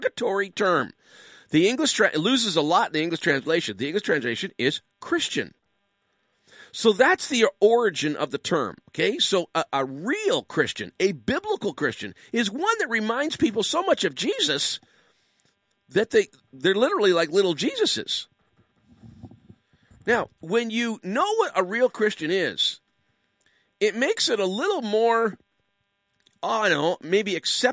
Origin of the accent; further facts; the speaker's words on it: Canada; also born or lived in Ottawa (Capital Region); we are distinctively Canadian